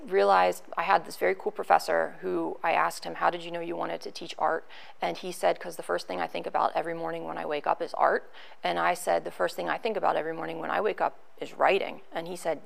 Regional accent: Gettysburg, Pennsylvania, United States; I grew up in Lake Heritage, obviously in Gettysburg

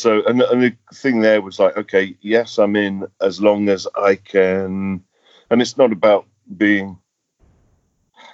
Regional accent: England, United Kingdom; We just were all from the same industry, and he's from Scotland, I'm from England.

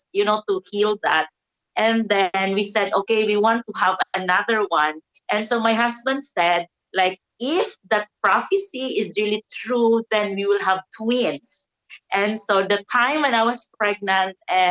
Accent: Davao City, Davao Region, Philippines; I'm from the Philippines in Davao City.

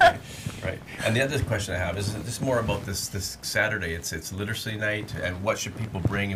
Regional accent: Abbotsford, British Columbia, Canada; I grew up in Abbotsford

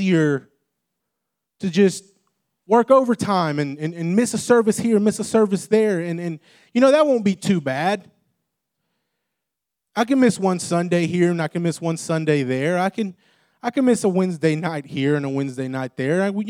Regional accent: Texas, United States; I grew up in Texas

